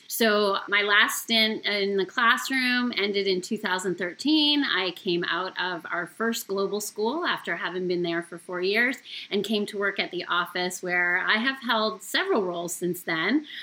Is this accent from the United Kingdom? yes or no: no; Canada; moved away as an adult; now in United States; Okay, well … I am actually a former teacher with our program. So I came from Canada originally in 1999